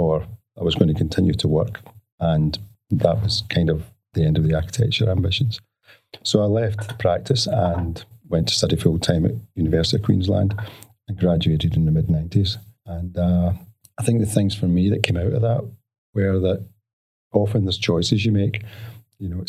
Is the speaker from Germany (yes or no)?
no; Glasgow, Scotland, United Kingdom; moved away as an adult; now in Australia; I'm a Glaswegian. I grew up in the west of Scotland